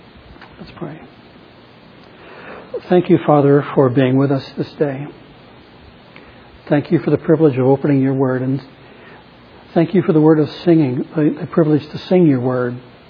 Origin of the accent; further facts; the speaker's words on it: Chicago, Illinois, United States; also born or lived in Nashua, United States; And I grew up in Chicago as a little kid on Chicago Avenue watching people get shot across the street at Moody Bible Institute.